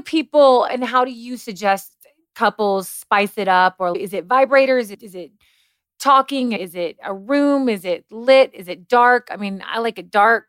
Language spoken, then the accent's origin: English; Kentucky, United States; I grew up in a very Christian household. I'm from Kentucky.